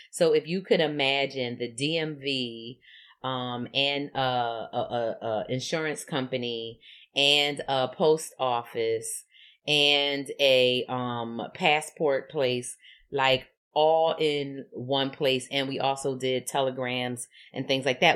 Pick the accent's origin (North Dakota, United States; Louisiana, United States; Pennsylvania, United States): Pennsylvania, United States; Philadelphia; I grew up in Philadelphia in a segregated community